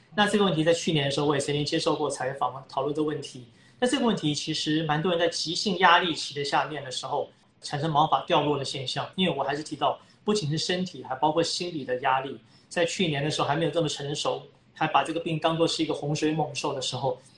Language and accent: Chinese; Taiwan; 我们台湾人